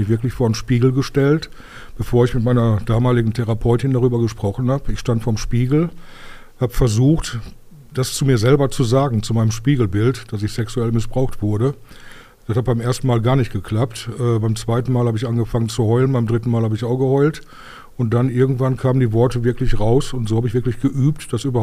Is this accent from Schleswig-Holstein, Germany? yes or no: no; Bottrop, North Rhine-Westphalia, Germany; Ich bin Urbottropper, ich bin in Bottrop geboren. Bin mein, ja, eigentlich mein Leben lang hier gewesen.